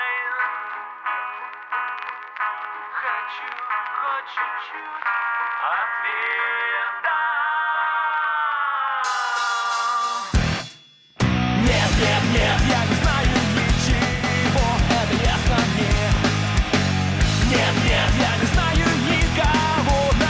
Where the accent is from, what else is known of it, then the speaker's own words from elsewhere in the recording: Novosibirsk, Novosibirsk Oblast, Russia; moved away; Siberia, where I'm from, back from Russia, from Novosibirsk, from my home country